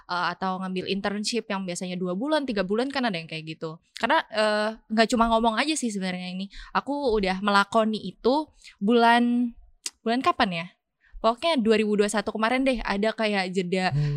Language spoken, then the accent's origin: Indonesian; Banjarmasin, South Kalimantan, Indonesia; moved away; aku orang Banjarmasin